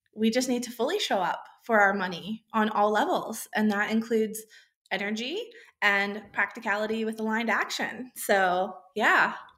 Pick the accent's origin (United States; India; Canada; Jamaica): United States; moved away as an adult; now in Australia; I grew up in the USA, which, if my accent hadn't given it away yet, that is where I was born